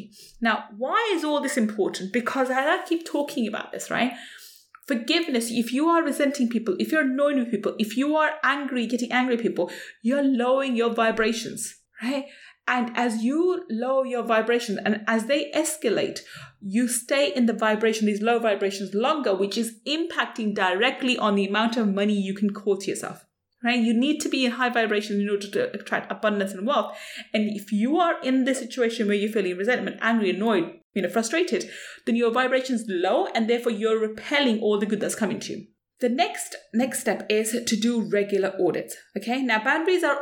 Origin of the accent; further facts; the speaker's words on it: London, United Kingdom; as a brown Asian woman growing up in London, as a child